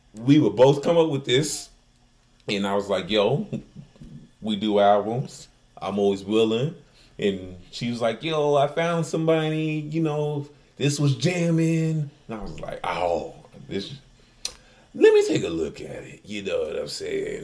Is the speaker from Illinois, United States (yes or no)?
yes; Chicago, Illinois, United States; accent: Chicago; growing up in Chicago